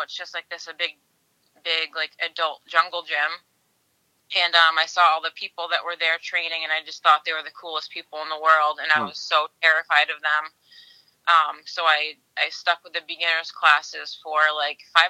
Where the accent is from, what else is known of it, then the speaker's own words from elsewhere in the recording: Tilton, New Hampshire, United States; I'm from Tilton, New Hampshire